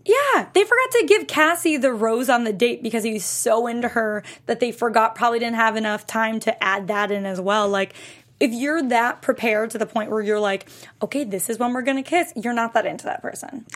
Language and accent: English; Western Massachusetts, United States; I'm from Western Mass.